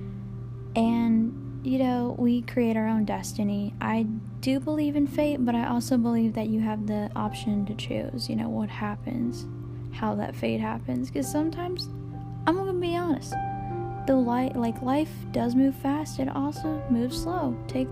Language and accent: English; Georgia, United States; now in Kentucky, United States; I grew up in Georgia. And I am 25 years old. Female. I live here now. In Kentucky.